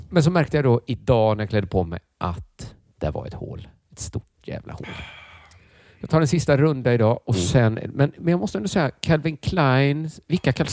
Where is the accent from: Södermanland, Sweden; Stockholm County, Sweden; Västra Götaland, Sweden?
Stockholm County, Sweden; Stockholm